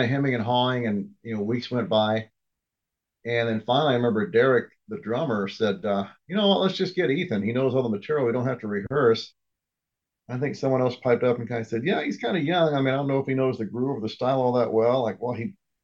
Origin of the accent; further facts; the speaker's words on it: near Indianapolis, United States; moved away as an adult; now in Phoenix, United States; I grew up near Indianapolis and moved out to Phoenix